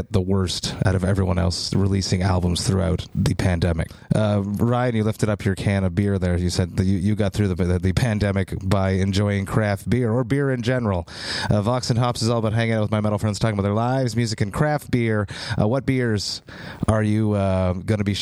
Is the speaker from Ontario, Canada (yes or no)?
no; Montreal, Quebec, Canada; my hometown of Montreal